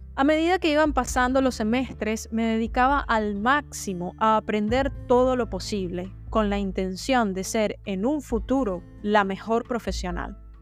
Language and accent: Spanish; Venezuela; una de las cinco facultades que ofrecía la carrera de veterinaria en mi país, Venezuela